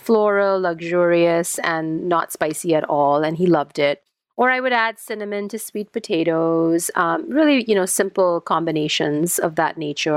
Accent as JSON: {"language": "English", "country": "India", "moved": "yes", "said": "I'm Indian um, originally"}